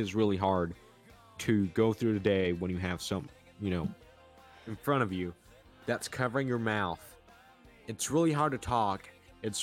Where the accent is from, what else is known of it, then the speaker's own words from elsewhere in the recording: United States; I'm an American